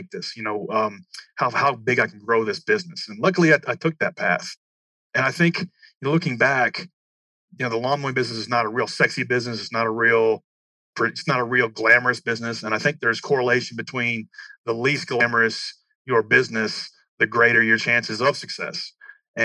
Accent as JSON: {"language": "English", "town": "Murfreesboro", "region": "Tennessee", "country": "United States", "tie": "born or raised there", "said": "I grew up in Middle Tennessee, outside of Nashville, Tennessee, in a town called"}